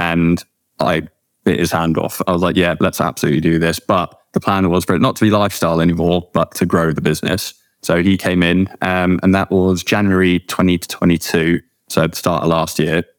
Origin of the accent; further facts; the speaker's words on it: Cheddar, South West England, United Kingdom; moved away as an adult; also born or lived in South Africa / Liverpool; now in Bristol, United Kingdom; I'm from South Africa. Um, moved here when I was young, grew up in Cheddar